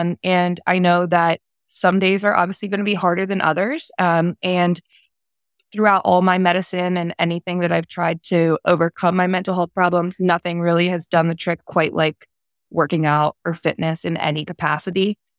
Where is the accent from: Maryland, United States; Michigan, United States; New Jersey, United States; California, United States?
New Jersey, United States; I grew up in South Jersey, right over the bridge from Philadelphia. During my growth after high school and college, I found myself a little bit all over the East Coast, but eventually ended up back at home.